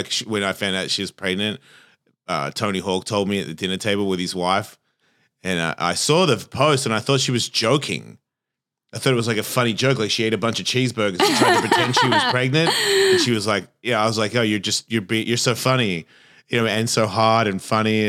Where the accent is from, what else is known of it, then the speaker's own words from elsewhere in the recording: Australia; But I think there's like a same as my accent. I've been here for 33 years. Why do I sound like this? I'm not Australian anymore.